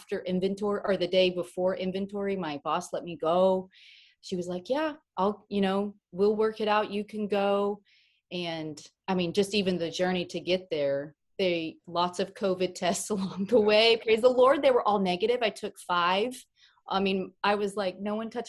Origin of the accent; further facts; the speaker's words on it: Oklahoma, United States; I'm from Oklahoma